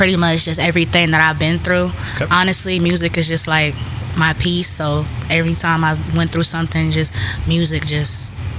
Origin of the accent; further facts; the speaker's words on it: Cleveland, Ohio, United States; I'm from Cleveland, the west side.